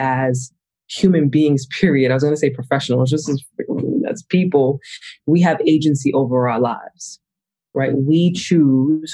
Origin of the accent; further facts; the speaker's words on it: Hempstead, New York, United States; moved away as an adult; also born or lived in Brooklyn / Atlanta, Georgia / London; I was born in Brooklyn, but raised in Long Island, in Hempstead, Long Island specifically